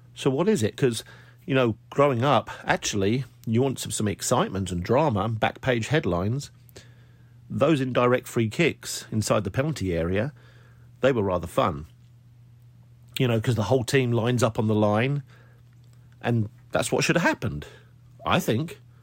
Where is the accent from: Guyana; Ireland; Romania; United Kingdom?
United Kingdom; now in United States; Being a Brit living over here